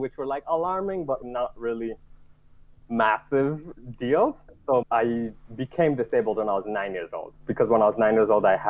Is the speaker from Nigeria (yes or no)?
yes; Nigeria; born there; I was born in Nigeria, and it's fairly common in Nigeria.